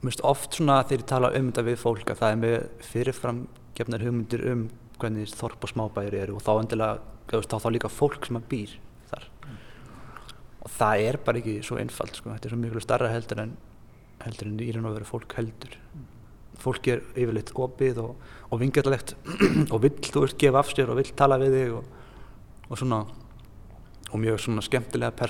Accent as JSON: {"language": "Icelandic", "town": "Hveragerði", "region": "South Region", "country": "Iceland", "tie": "born or raised there", "said": "Litlum bæ, ég er úr"}